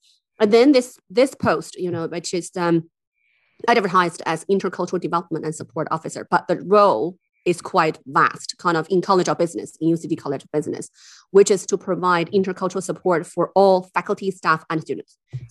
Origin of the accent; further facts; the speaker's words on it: Beijing, China; English is a second language; moved away as an adult; also born or lived in Harbin, China / London / Durham; now in Dublin, Ireland; And then actually when I was quite young, we moved to Beijing. So I actually grew up in Beijing